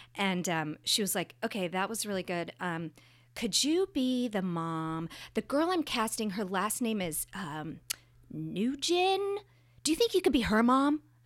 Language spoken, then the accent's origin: English; Northern California, United States; I grew up in Northern California